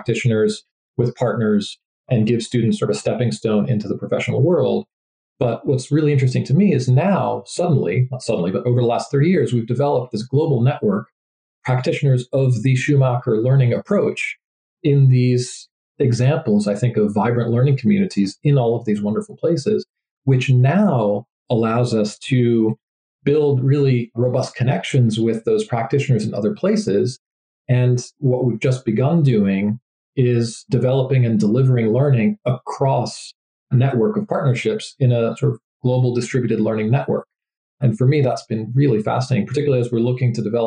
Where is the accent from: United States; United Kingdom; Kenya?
United States; New England; I grew up in New England in the US